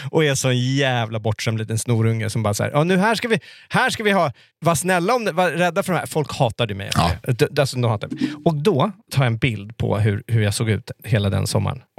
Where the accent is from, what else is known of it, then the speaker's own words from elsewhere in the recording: Greenwich, Connecticut, United States; jag bodde ute i Greenwich där jag växte upp. 45 minuter utanför med tåg